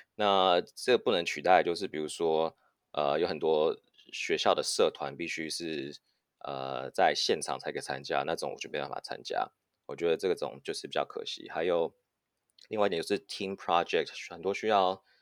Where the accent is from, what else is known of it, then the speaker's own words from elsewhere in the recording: Taiwan; moved away as an adult; also born or lived in United States / United Kingdom / Singapore; now in Silicon Valley, United States; 我在嗯。美国出生，然后台湾长大，现在是戏骨 A I 新创 Learning Pal 的嗯。共同创办人